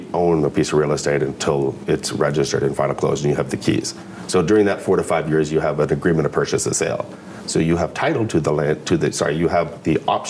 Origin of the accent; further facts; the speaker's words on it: Burlington, Ontario, Canada; now in Oakville, Canada; Recently moved to Oakville, but I grew up in Burlington, so I know the area quite well.